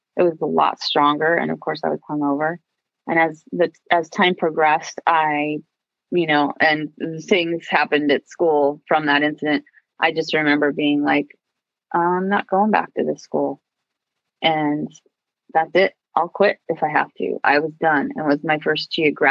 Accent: Long Beach, California, United States; I grew up in Long Beach. And then when I was in fifth grade, we moved to Seal Beach

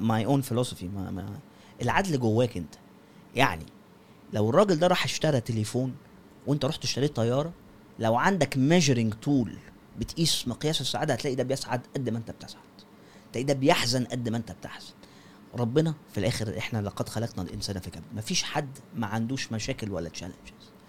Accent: Egypt; إحنا نفسنا كمصريين

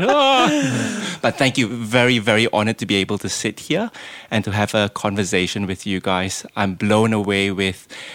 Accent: Malaysia; moved away; I don't sound Lebanese and I'm not. I'm Malaysian

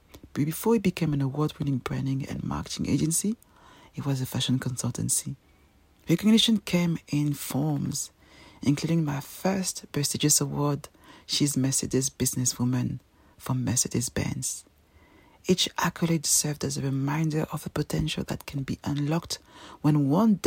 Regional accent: Paris, Île-de-France, France; English is a second language; moved away as an adult; also born or lived in Cameroon (ancestry); now in London, United Kingdom; I'm a proud African Cameroonian woman, born and raised in Paris

